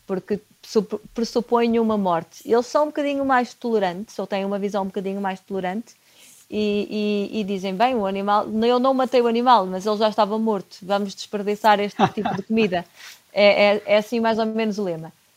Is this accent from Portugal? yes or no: yes; Porto, Norte, Portugal; eu sou do Porto